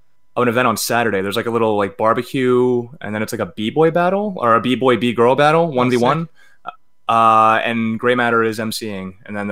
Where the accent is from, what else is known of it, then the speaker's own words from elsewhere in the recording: Baltimore County, Maryland, United States; also born or lived in Omaha, Nebraska; now in Baltimore, United States; I was born in Baltimore County.